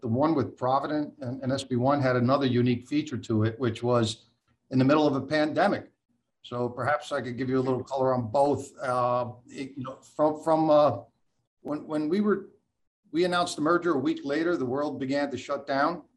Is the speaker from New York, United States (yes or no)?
yes; Port Chester, New York, United States; moved away; also born or lived in New Jersey; In Westchester, in that Portchester area